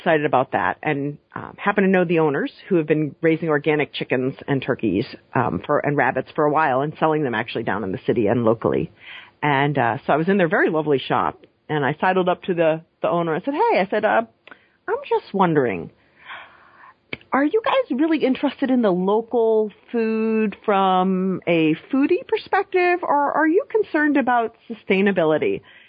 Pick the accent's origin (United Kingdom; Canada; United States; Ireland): United States; New England; I grew up in New England, and New York is not technically part of New England